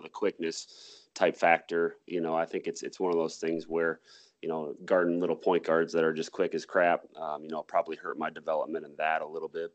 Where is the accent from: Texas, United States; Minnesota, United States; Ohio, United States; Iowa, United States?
Iowa, United States; Mason City; also born or lived in Lake Mills, Iowa; I was born in Lake Mills, Iowa, um, and then I went um, and we moved actually to Mason City when I was about four years old.